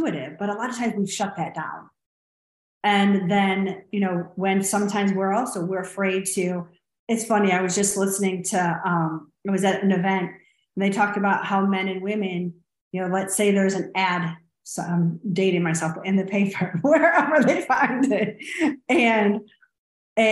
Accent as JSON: {"language": "English", "town": "Clarkston", "region": "Michigan", "country": "United States", "moved": "yes", "lives_now": "Austin, United States"}